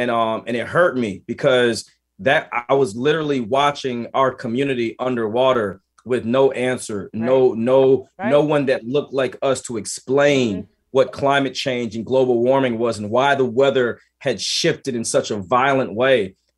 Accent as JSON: {"language": "English", "town": "Columbus", "region": "Georgia", "country": "United States", "tie": "born or raised there", "also_born_or_lived": "Boston, United States / Vicenza, Italy", "said": "And so I was born in Boston, but moved to Vicenza, Italy, and spent some very early years overseas. We were then stationed in Columbus, Georgia, where I went to middle school and high school."}